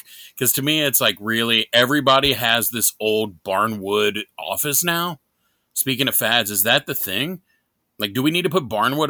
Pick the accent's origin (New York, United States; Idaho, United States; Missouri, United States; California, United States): New York, United States; accent: New York; I wish I still had my New York accent. I mean, I'm told now I sound like I'm from the South.